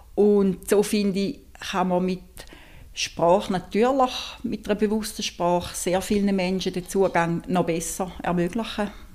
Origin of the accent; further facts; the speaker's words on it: St. Gallen, Switzerland; Ich komme aus St. Gallen